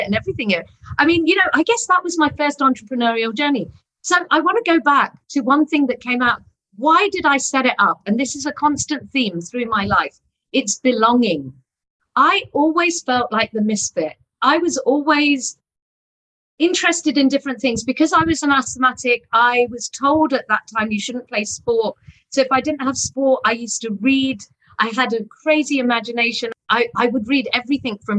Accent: England, United Kingdom; moved away as an adult; also born or lived in Eastern Europe; now in Pune, India; I was born in England.

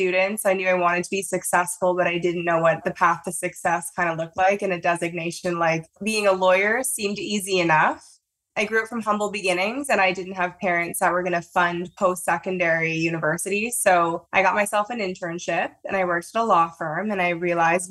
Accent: Toronto, Ontario, Canada; I don't have an accent, but I'm from Toronto, Canada

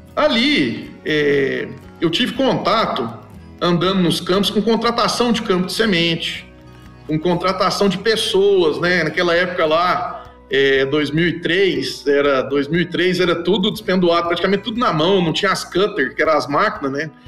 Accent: Itumbiara, Goiás, Brazil; sou nascido em Tumbiara, né? Sou goiano de Tumbiara, Goiás.

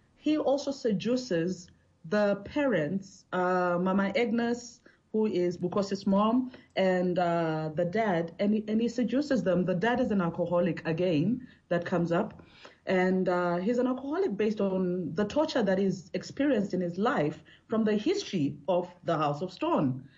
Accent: South Africa; I'm South African

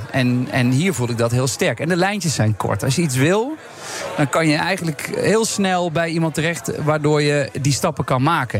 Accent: Overloon, North Brabant, Netherlands; also born or lived in Amsterdam; now in Eindhoven, Netherlands; In Overloon. Dat is eh, waar het Oorlogsmuseum eh, ligt

